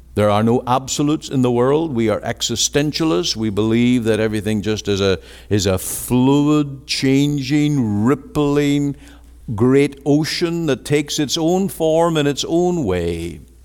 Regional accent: Ireland; now in Canada

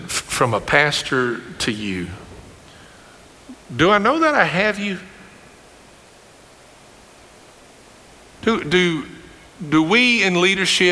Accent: Greene County, Kentucky, United States; I grew up with in Greene County

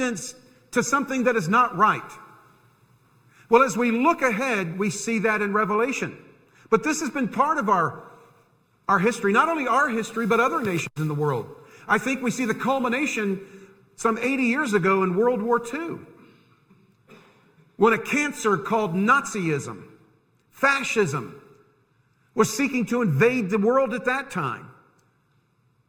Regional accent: United States; I was born and raised in this country.

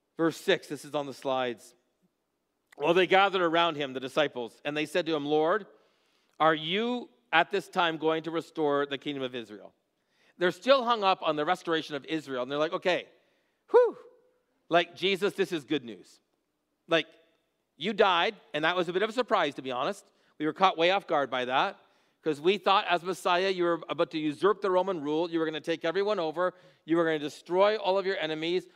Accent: Haldimand, Ontario, Canada; I grew up in Haldeman. I'm just outside of Bimbrick

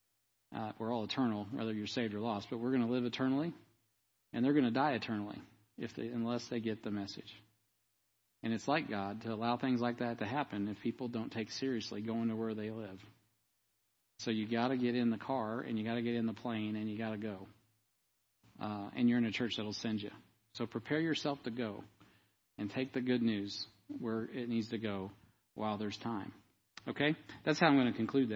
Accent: United States; I'm as American as any one of you

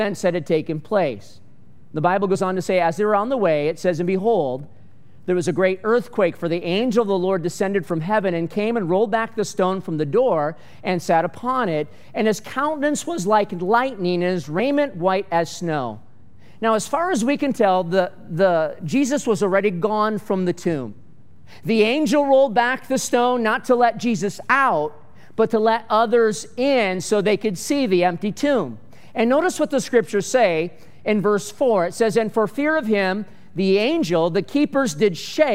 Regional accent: Michigan, United States; moved away as an adult; also born or lived in Florida / California; now in Arizona, United States; I'm from Michigan. That's my home

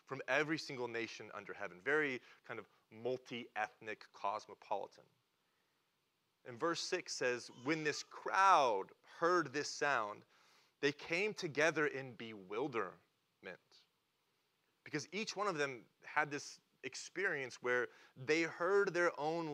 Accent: Oklahoma, United States; I'm from Oklahoma.

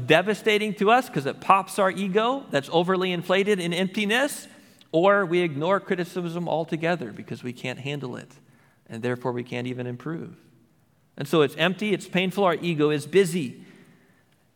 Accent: United States; as an American

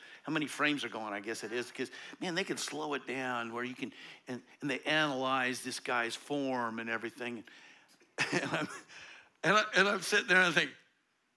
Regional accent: Eastern Colorado, United States; I grew up in Eastern Colorado

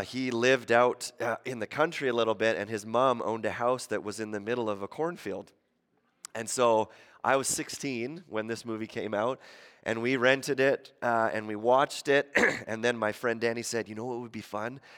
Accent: Ontario, Canada; moved away; I grew up in Ontario.

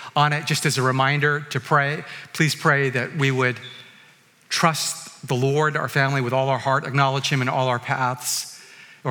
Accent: Vancouver, British Columbia, Canada; I'm from Vancouver.

